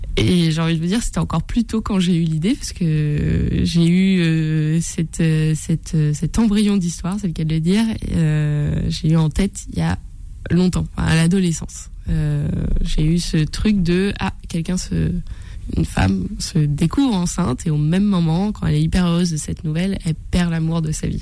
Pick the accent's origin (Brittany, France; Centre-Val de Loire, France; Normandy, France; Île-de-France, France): Brittany, France; moved away as an adult; also born or lived in Rennes / Côtes-d'Armor / Gulf of Morbihan; now in Paris, France; je suis bretonne d'origine. Voilà, je suis une fausse parisienne.